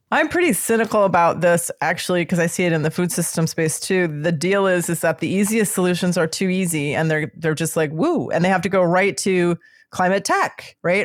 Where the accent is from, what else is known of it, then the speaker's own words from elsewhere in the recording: Midwest, United States; I'm from the Midwest